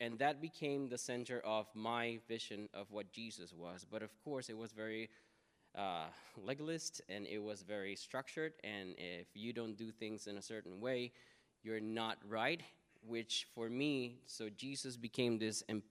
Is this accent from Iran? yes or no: no; Puerto Rico; I am Puerto Riqueño, which means that I come from Puerto Rico